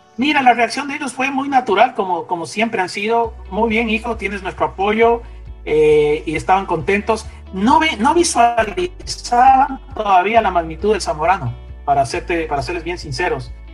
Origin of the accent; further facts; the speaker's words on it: Quito, Pichincha, Ecuador; moved away as an adult; also born or lived in Gainesville, Florida; yo nací en Quito en el año 68. Eh, mi hogar, mi padre y mi madre, los dos eran eh, químicos, mi papá bioquímico, para ser más preciso, y mi mamá era química farmacéutica. Y, y me crié en un hogar